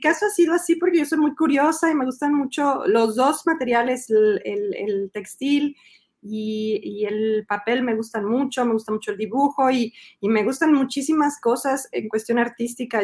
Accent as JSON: {"language": "Spanish", "region": "Mexico City", "country": "Mexico", "tie": "born or raised there", "moved": "as an adult", "lives_now": "Montreal, Canada", "said": "yo nací en el DF, crecí en el DF, soy chilanga de corazón"}